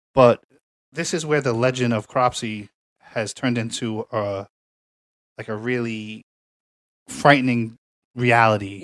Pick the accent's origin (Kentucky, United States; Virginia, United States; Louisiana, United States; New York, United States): New York, United States; New York City; I'm from Staten Island